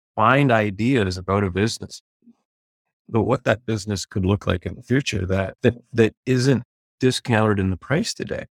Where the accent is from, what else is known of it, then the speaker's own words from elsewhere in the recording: Prince Edward Island, Canada; I grew up in Prince Edward Island